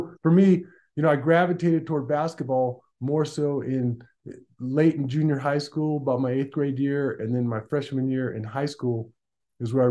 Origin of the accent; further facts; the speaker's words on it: Tucson, Arizona, United States; I was brought up in Tucson, Arizona, born and raised in Tucson